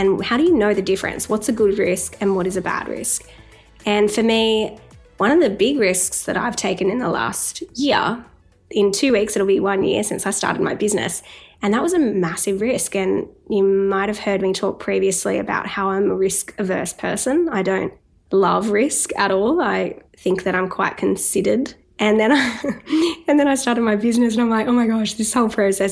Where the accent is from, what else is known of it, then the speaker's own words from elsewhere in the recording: Newcastle, New South Wales, Australia; moved away; I was in Newcastle, my hometown